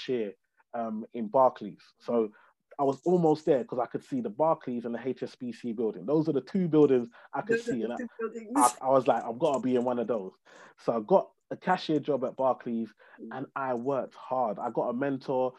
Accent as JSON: {"language": "English", "region": "London", "country": "United Kingdom", "tie": "born or raised there", "said": "I grew up in a place called Tower Hamlets in East London, on a council estate, to Nigerian immigrant parents"}